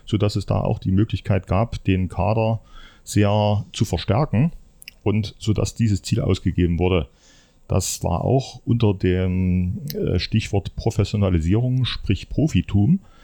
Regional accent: Leipzig, Saxony, Germany; moved away as an adult; now in Erfurt, Germany; ich stamme aus dem Leipziger Umfeld

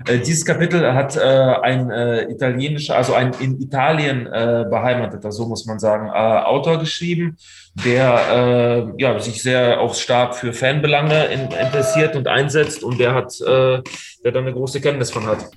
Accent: Russia; also born or lived in Ruhr area, Germany; now in Germany; meinem Geburtsland Russland

